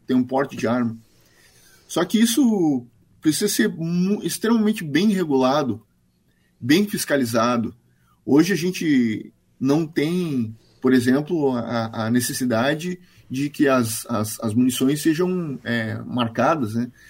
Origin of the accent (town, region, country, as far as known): Brazil